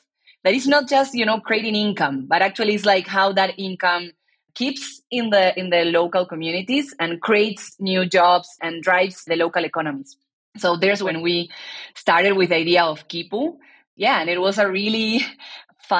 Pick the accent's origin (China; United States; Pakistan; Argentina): Argentina; I'm born and raised in Argentina